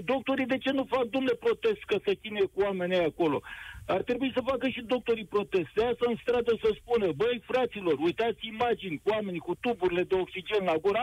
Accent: Dâmbovița County, Romania; eu sunt din Dâmbovița

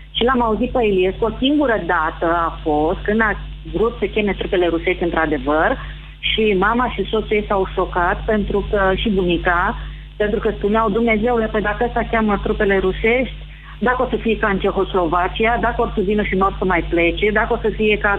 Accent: Piatra Neamț, Neamț County, Romania; now in Oradea, Romania; trăiesc în Oradea, dar sunt din Piatra Neam.

